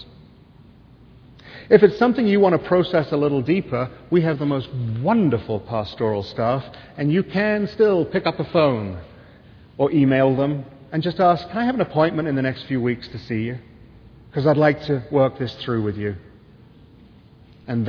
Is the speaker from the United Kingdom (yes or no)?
yes; England, United Kingdom; now in United States; I'm English